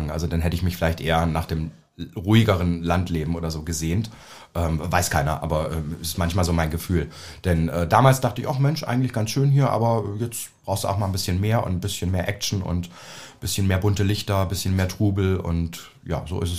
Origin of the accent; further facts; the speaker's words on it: Naumburg, Saxony-Anhalt, Germany; Also ich komme aus Naumburg an der Saale. Ja, das es kennt keine Sau.